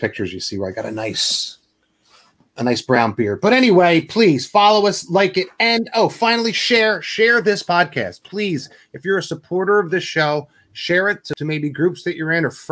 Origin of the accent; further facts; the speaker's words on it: New York, United States; moved away; I'm from New York